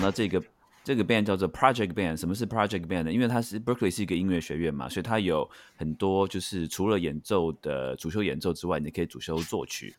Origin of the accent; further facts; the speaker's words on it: Taiwan; 我自己是在台湾长大的